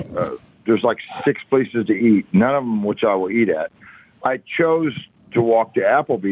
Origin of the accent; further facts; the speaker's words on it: Kansas City, Missouri, United States; I'm from Kansas City